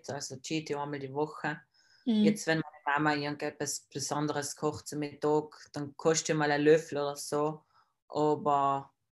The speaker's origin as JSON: {"language": "German", "region": "Trentino-Alto Adige", "country": "Italy", "said": "Plus habe ich noch bei jedem Wettkampf in Deutschland ähm, so Süßigkeiten gekauft, was es bei uns in Südtirol nicht gibt."}